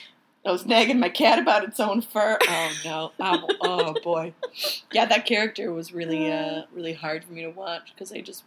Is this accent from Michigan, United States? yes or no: yes; Michigan, United States; I'm from Michigan